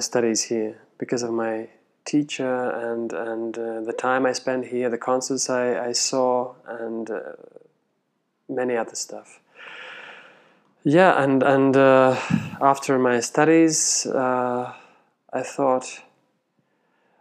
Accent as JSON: {"language": "English", "town": "Riga", "country": "Latvia", "moved": "as an adult", "lives_now": "Vienna, Austria", "said": "from Latvia, from the capital city Riga"}